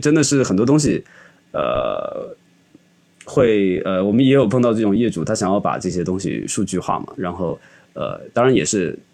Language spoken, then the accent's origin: Chinese; Xiamen, Fujian, China; moved away; 我家在厦门嘛，其实我因为从小就在海边